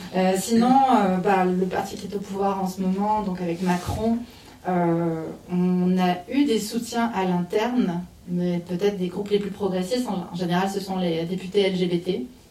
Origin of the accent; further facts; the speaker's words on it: Canada; moved away as an adult; also born or lived in Montreal; now in France; j'étais au Canada, donc je suis canadienne, je travaillais là-bas à l'époque